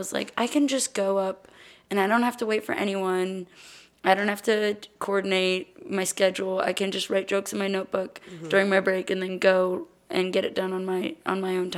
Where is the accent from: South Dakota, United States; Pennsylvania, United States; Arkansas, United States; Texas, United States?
Texas, United States; Austin; also born or lived in Los Angeles, California; I grew up here in Austin. I was born in LA, but lived here basically my whole life.